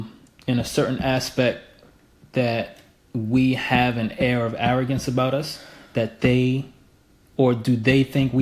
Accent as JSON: {"language": "English", "country": "United States", "said": "I'm American."}